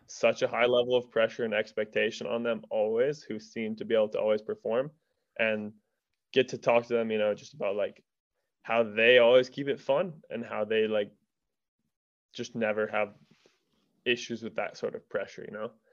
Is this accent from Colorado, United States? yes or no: yes; Durango, Colorado, United States; am born and raised in Durango, Colorado